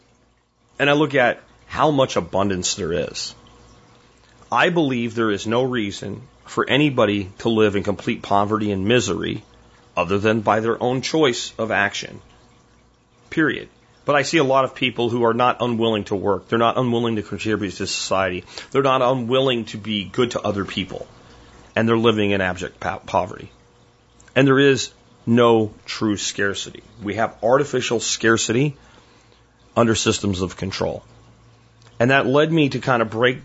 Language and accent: English; United States; I'm an American